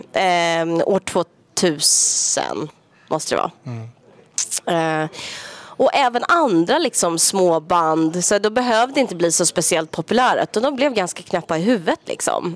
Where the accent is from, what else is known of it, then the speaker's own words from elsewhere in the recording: Sweden; moved away as an adult; jag bor inte hemma i Sverige längre.